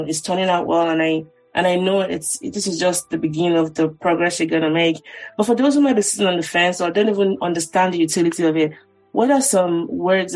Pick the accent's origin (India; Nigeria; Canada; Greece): Nigeria; now in United States; as a Nigerian